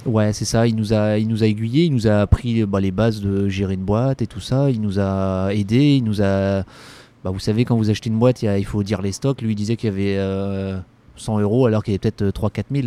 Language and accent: French; Callac, Brittany, France; also born or lived in Guingamp / Loudéac / Saint-Brieuc / Marseille; now in Brest, France; c'est une enfance très heureuse que j'ai eue à Calac